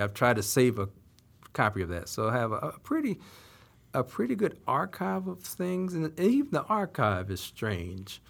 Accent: Salisbury, North Carolina, United States; my hometown of Salisbury, North Carolina

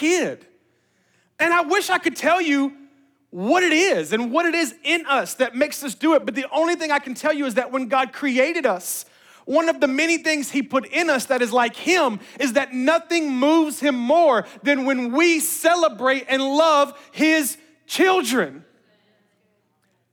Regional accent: Memphis, Tennessee, United States; I'm from Memphis

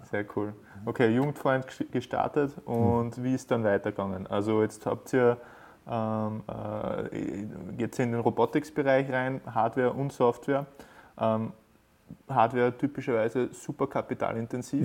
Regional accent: Upper Austria, Austria; bei uns in Oberösterreich

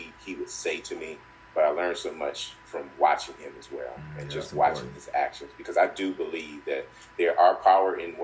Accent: Flint, Michigan, United States; moved away as an adult; also born or lived in Louisiana; I grew up in Flint, Michigan

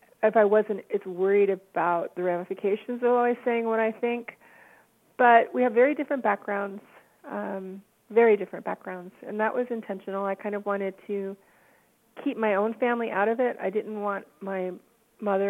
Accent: Baltimore, Maryland, United States; also born or lived in Atlanta, Georgia / Washington, D.C. area / Columbia, Maryland; I was born in Atlanta. My family moved to the Washington, D.C. area when I was two, but I grew up mainly in Baltimore. I went to high school in Columbia, but Baltimore is really my home

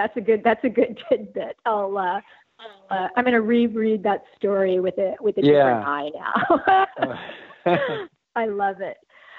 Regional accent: Southern California, United States; I grew up in Southern California too.

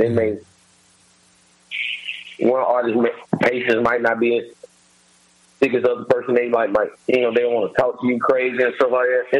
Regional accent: Birmingham, Alabama, United States; moved away; also born or lived in Atlanta, Georgia / Chicago, Illinois; I'm originally from Alabama, okay. by way of Birmingham, and used to live in Atlanta for a long time, and then I ended up moving to Chicago. So I really just be back and forth between Atlanta and Chicago now.

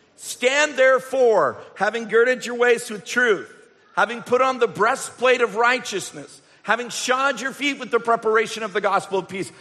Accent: England, United Kingdom; moved away; also born or lived in Canada; our family growing up in England

